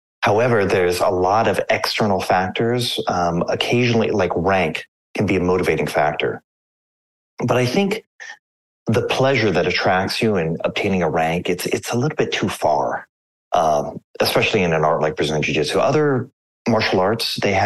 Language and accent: English; Anchorage, Alaska, United States; I grew up in Anchorage, Alaska